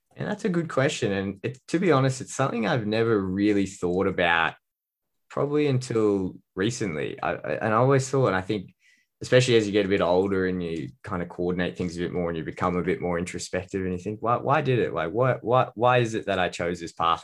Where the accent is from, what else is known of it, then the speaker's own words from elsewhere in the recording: Australia; I'm a dietitian from Australia